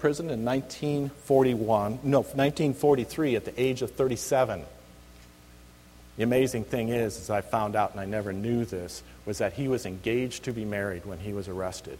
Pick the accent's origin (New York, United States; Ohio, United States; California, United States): California, United States; Reedley; moved away as an adult; now in Alaska, United States; This is the little town I grew up in, California